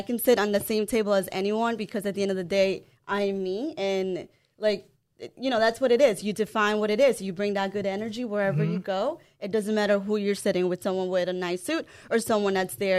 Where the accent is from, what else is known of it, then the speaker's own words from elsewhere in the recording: El Salvador; English is a second language; moved away; also born or lived in Los Angeles, United States / Hempstead, New York, United States / Uniondale, New York, United States; So I was actually born in California, in L.A., but I was raised in El Salvador